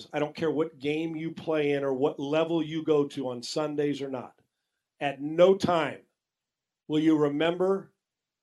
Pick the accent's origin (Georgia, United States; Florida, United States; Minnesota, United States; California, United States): California, United States; growing up in California